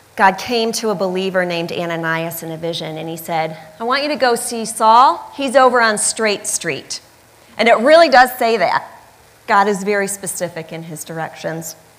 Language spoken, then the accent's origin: English; Michigan, United States; moved away; I grew up in Michigan